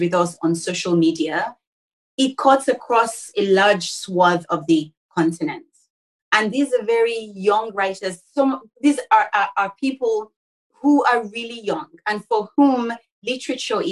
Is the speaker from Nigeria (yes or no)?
yes; Nigeria; I am Nigerian.